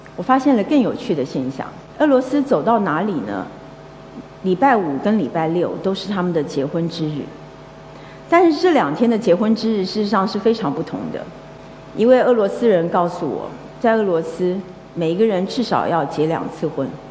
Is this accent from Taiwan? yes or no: yes; Taiwan; 我小的时候，我是一个来自眷村的一个孩子